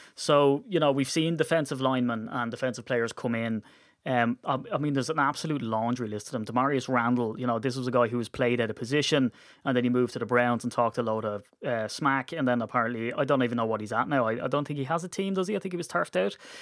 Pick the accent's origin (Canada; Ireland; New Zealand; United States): Ireland; we're Irish